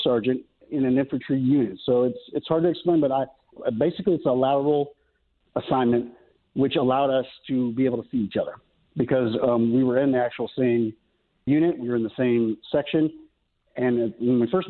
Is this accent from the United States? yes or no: yes; Mesa, Arizona, United States; now in Norman, United States; my hometown, Mesa, Arizona